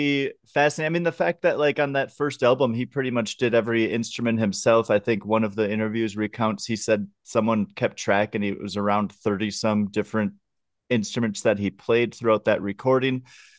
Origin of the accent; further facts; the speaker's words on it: Minnesota, United States; I grew up outside of Minneapolis, and like, I know of …, obviously I love his music